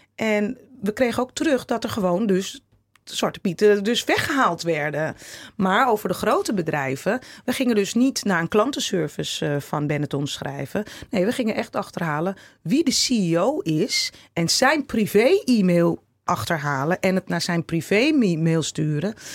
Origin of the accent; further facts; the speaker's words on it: Netherlands; ons Nederland